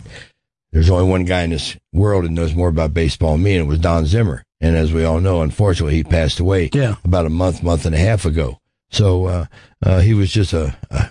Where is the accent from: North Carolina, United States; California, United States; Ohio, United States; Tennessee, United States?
Ohio, United States; Cincinnati; now in Las Vegas, United States; I'm from Cincinnati